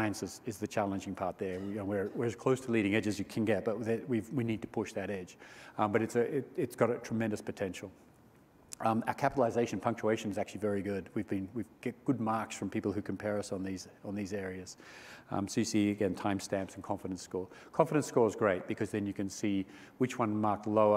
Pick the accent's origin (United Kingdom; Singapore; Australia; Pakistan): Australia; I'm Australian